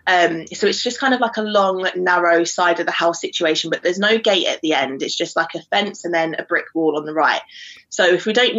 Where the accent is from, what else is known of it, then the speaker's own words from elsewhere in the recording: London, United Kingdom; moved away as an adult; now in Newcastle, United Kingdom; I am from London, but I'm living in Newcastle at the moment